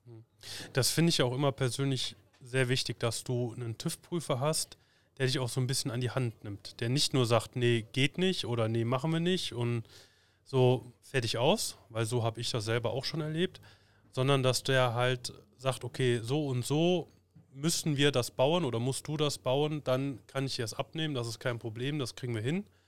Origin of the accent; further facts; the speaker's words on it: Cologne, North Rhine-Westphalia, Germany; wir haben hier bei uns im, im Kölner Raum, wo ich herkomme